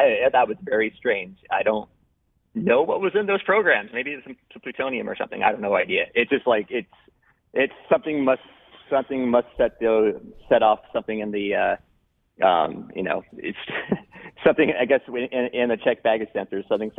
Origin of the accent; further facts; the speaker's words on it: West Coast, United States; I'm from the West Coast